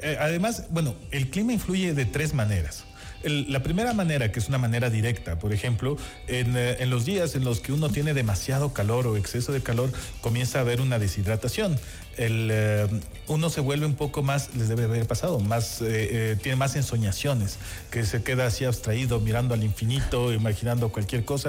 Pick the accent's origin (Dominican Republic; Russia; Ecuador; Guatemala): Ecuador; esta relación que tenemos con el sol